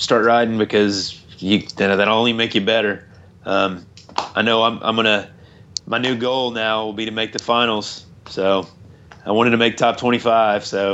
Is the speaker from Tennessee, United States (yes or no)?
yes; Tennessee, United States; I'm from Tennessee